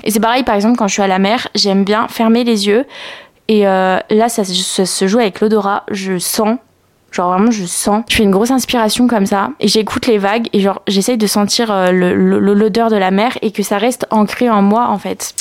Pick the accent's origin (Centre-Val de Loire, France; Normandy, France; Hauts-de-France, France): Hauts-de-France, France; Picardy; now in Lyon, France; là où j'ai grandi, enfin où on a grandi avec Nastasia, c'est euh, en Picardie.